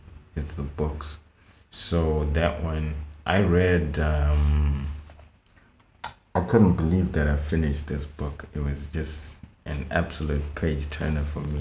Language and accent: English; Harare, Zimbabwe; I was born and raised in Harare